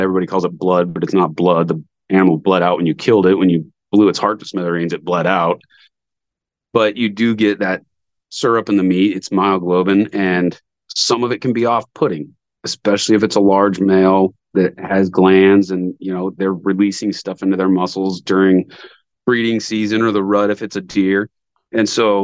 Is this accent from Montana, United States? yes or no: yes; Montana, United States; moved away; I hadn't lived here very long. I'm from Montana.